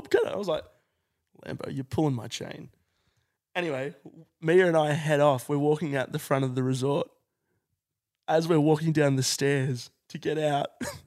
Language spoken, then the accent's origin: English; Melbourne, Victoria, Australia; we're actually from Melbourne, just up here for work.